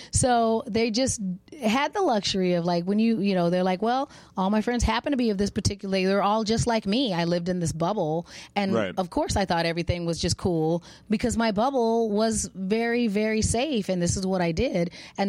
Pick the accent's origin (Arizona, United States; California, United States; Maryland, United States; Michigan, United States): Arizona, United States; accent: non-regionally specific; And I'm, you know, I'm a black girl, but I'm from Arizona. We have non-regionally specific accents.